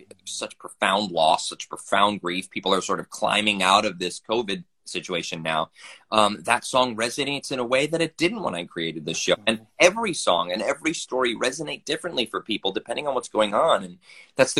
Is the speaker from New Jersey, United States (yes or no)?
yes; New Jersey, United States; moved away as an adult; now in Philadelphia, United States; I grew up in North Jersey